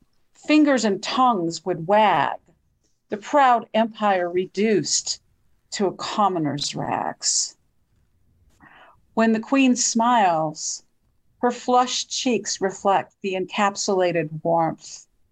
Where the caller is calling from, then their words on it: Bisbee, Arizona, United States; I'm calling from Bisbee, Arizona.